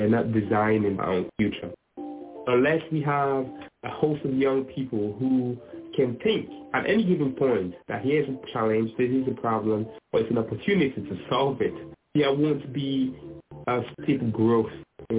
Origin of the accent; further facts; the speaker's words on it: Sierra Leone; I'm from Sierra Leone. I'm a PhD student at the MIT Media Lab, where we have unlimited creative freedom.